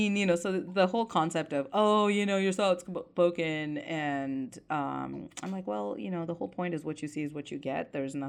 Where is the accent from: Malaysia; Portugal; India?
India; Yeah, I'm sorry. I'm Indian. We don't really talk about our emotions